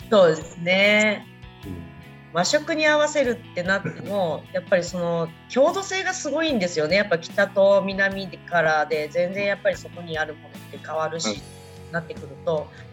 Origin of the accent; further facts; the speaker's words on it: Kagawa, Japan; moved away; 私香川県出身